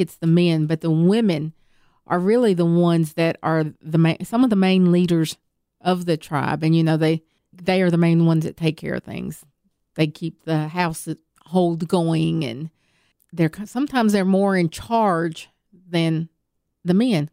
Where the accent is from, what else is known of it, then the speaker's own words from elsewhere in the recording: Tennessee, United States; accent: Southern; I was born and raised right here in Tennessee